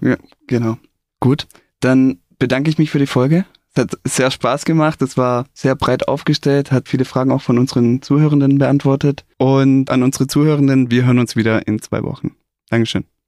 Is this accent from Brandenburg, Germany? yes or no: no; Stuttgart, Baden-Württemberg, Germany; ich bin in Stuttgart aufgewachsen